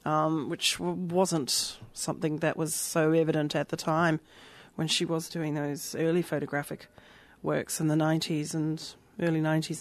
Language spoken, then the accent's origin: English; New Zealand; moved away; I'm from New Zealand originally